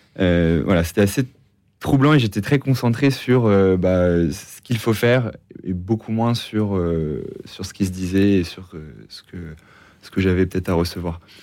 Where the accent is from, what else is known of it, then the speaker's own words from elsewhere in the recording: Normandy, France; moved away as an adult; contexte familial. Donc, je viens de Normandie